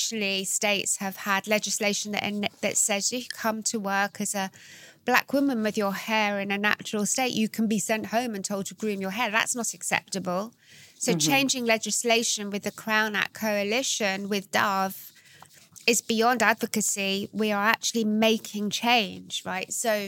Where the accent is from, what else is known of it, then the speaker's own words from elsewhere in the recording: London, United Kingdom; also born or lived in New York; I'm half American, so I was brought up between here in London and New York.